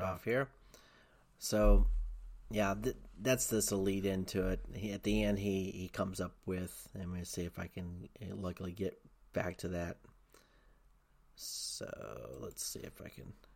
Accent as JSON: {"language": "English", "region": "Tennessee", "country": "United States", "tie": "born or raised there", "said": "I grew up in Tennessee. I lived in Tennessee"}